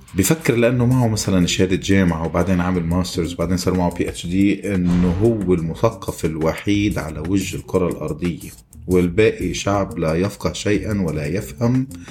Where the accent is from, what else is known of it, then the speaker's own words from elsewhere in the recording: Lebanon; moved away as an adult; now in Kuwait; حدا مثلي انا ترك لبنان واجا على الكويت